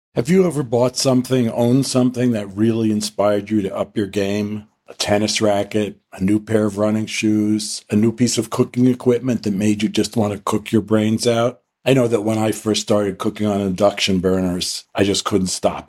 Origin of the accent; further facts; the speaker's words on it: New York, United States; I grew up in New York